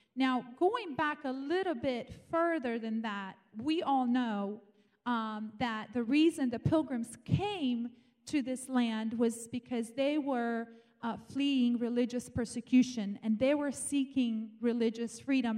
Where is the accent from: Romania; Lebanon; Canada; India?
Romania; moved away as an adult; now in United States; I was born in Romania and grew up there for 18 years, um, I came here to America